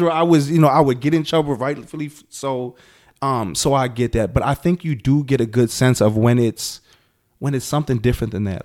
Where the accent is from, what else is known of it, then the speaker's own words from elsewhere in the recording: Milwaukee, Wisconsin, United States; I'm I'm from Milwaukee.